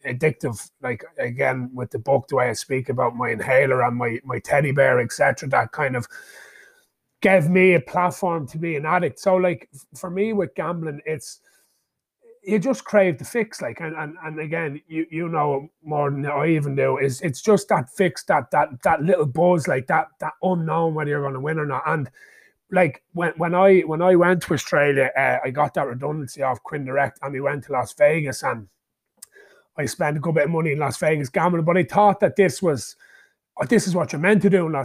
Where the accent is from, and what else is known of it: Ireland; born or raised there